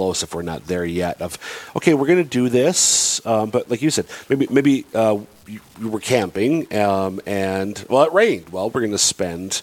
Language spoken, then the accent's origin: English; Southern Minnesota, United States; growing up, I'm from Southern Minnesota